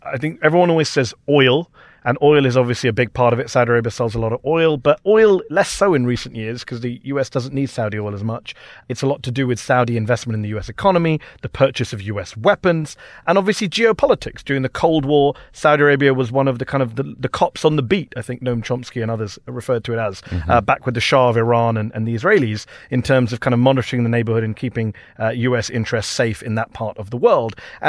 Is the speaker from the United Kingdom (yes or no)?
yes; United Kingdom; It's not just the U.S. I'm from Britain.